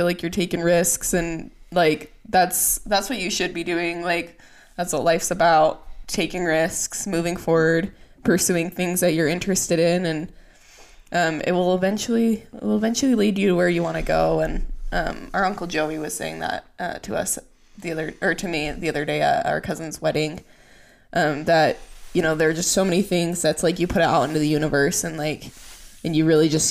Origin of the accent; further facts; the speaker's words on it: Utah, United States; we're from Utah. Our parents are from Utah. All of our family lives in Utah.